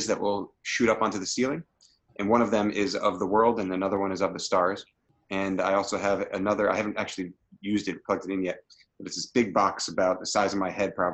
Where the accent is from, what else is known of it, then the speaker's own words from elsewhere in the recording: Connecticut, United States; moved away as an adult; also born or lived in Japan / Belgium / U.S. Virgin Islands; I grew up here in Connecticut and moved away for college back in 99